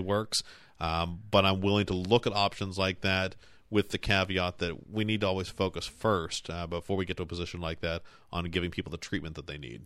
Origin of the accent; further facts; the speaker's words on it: Cumberland, Maryland, United States; I grew up in Mapleside. I'm, I'm now just a, just a, a couple of blocks away